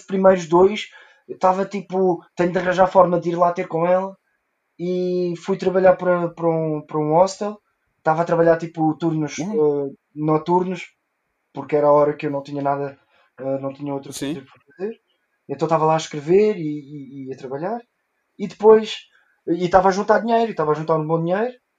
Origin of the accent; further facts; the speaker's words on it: South Africa; first language Portuguese; moved away; Eu cresci na África do Sul